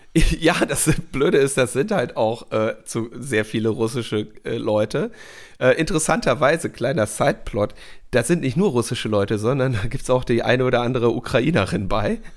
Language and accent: German; Berlin, Germany; wir als Berliner